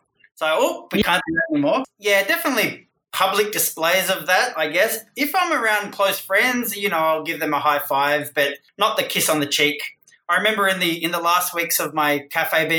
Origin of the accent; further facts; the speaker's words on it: Australia; moved away; I'm Australian and I had a career in Australia